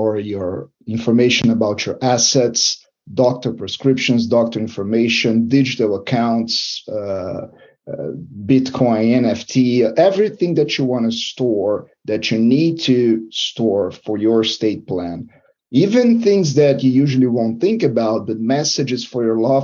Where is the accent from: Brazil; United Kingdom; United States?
Brazil; now in Ontario, Canada; I'm not from Canada, I'm from Brazil.